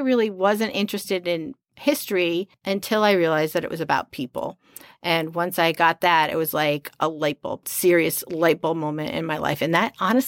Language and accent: English; Connecticut, United States; also born or lived in Pittsburgh / Chicago; now in Kansas City, United States; My personal background, I am not from Missouri. I am from Connecticut. I came here via Pittsburgh, Chicago, Decorah, Iowa, La Crosse, Wisconsin, Oskaloosa, Iowa, Olathe, Kansas, and now I live north of Kansas City proper